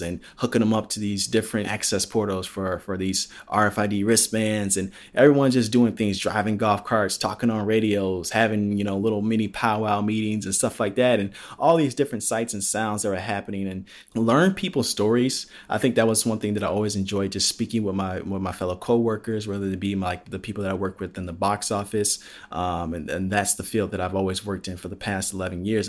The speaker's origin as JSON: {"language": "English", "town": "Palos Hills", "region": "Illinois", "country": "United States", "tie": "born or raised there", "moved": "yes", "said": "growing up in Illinois and growing up in Palos Hills"}